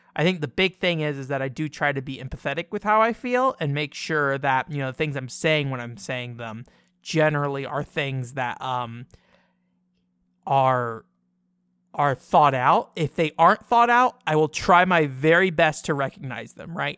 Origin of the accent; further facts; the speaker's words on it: United States; I'm a very like loudmouthed American